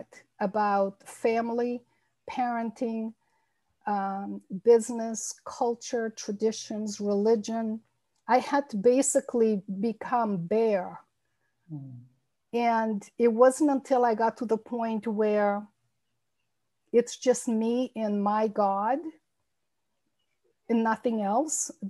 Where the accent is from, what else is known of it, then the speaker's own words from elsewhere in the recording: Massachusetts and New Hampshire, Northeast United States, United States; also born or lived in Azores, Portugal; I came to the United States when I was a child and lived in the Northeast in Massachusetts and mostly in New Hampshire, the state of New Hampshire, most of my life.